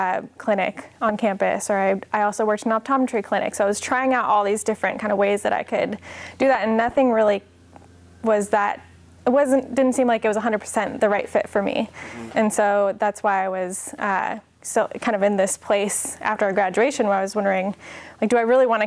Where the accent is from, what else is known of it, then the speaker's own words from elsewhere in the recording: Washington, United States; also born or lived in California; So I was born in California, but I moved back and forth between California and Washington a number of times, back and forth. And so I guess I would call Washington home more so.